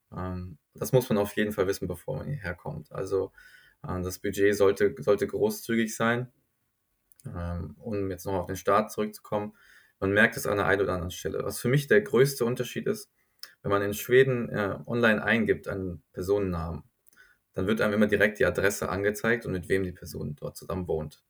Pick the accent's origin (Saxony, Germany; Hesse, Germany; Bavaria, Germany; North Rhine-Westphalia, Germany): Hesse, Germany; Groß-Gerau; accent: German; moved away as an adult; also born or lived in Mannheim / Toronto; now in Stockholm, Sweden; über meine Heimatstadt